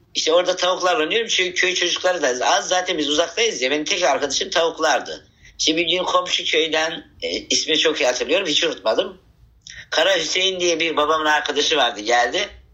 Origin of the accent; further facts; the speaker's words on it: Havza, Samsun, Turkey; Samsun ilinin Havza ilçesinin Hilmiye adında bir dağ köyünde toprak evde doğmuşum.